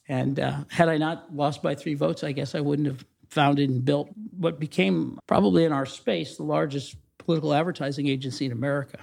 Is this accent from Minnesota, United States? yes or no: no; Mansfield, Ohio, United States; also born or lived in Columbus, Ohio; I grew up in Mansfield, Ohio, not very far from here